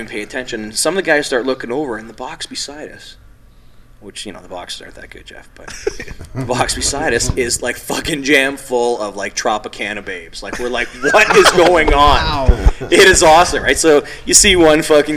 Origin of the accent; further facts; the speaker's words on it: Toronto, Ontario, Canada; I'm from Toronto